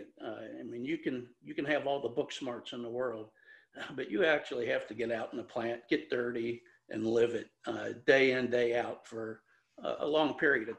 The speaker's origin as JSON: {"language": "English", "town": "Cincinnati", "region": "Ohio", "country": "United States", "tie": "born or raised there", "said": "I'm a homeboy. I grew up here in Cincinnati and went to University of Cincinnati"}